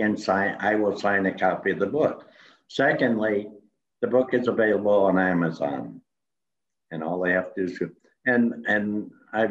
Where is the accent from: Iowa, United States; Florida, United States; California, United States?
Iowa, United States; now in Lakeway, Texas, United States; I went to Iowa, in my hometown